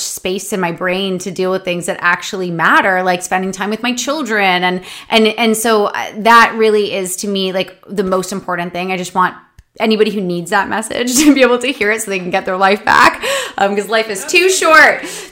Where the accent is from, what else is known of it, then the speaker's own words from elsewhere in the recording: Canada; I'm from Canada